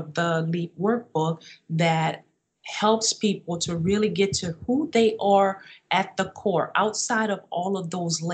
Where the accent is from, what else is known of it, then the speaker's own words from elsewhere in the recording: New Orleans, Louisiana, United States; moved away as an adult; also born or lived in Minnesota; we left my hometown of New Orleans and we moved to Minnesota so that I could pursue my master's degree